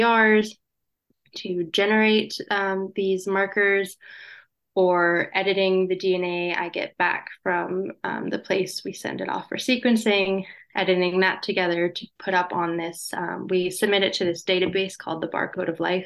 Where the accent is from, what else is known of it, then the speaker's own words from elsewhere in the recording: North Carolina, United States; also born or lived in British Columbia; now in New Brunswick, Canada; I'm originally from North Carolina, so never had to deal with much snow in my life